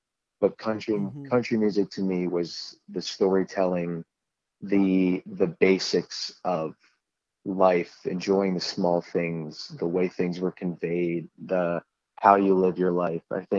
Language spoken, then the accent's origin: English; Pennsylvania, United States; I was a kid who grew up in a Christian home, and All I knew was, going to church on Sundays, and I lived quite a simple life.